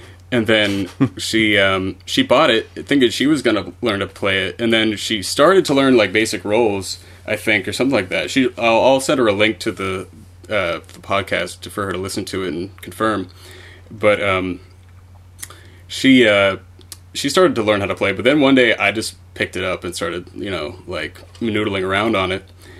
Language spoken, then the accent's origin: English; Ireland; I mean, just Irish music in general, I'm an Irish guy, and it was just played a lot.